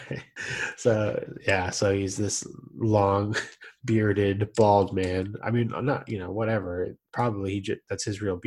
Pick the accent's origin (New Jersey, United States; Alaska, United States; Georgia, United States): New Jersey, United States; I'm from Jersey.